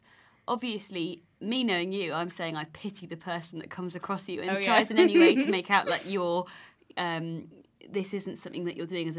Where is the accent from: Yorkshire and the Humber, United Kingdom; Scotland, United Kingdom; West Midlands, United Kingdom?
Yorkshire and the Humber, United Kingdom; near Bradford; I come from Yorkshire, very close to Bradford.